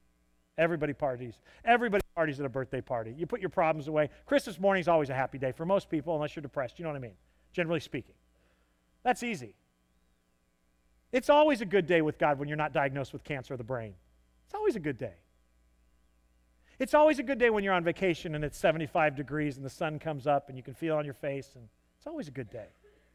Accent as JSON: {"language": "English", "region": "the South", "country": "United States", "said": "I'm a Southerner. One day, I'll probably buy square-toed boots."}